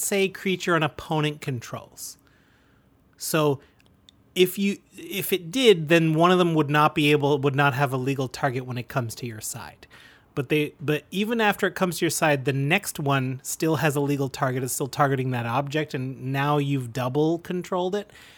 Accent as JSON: {"language": "English", "country": "Canada", "said": "We're proud Canadian podcasters"}